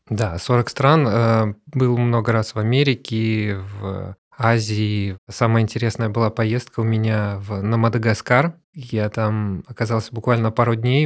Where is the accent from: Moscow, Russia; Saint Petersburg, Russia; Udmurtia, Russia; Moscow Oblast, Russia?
Saint Petersburg, Russia; у нас в Санкт-Петербурге